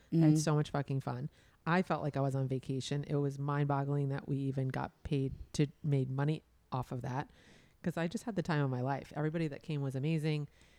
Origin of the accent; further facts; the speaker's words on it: Miami, Florida, United States; we're from Miami.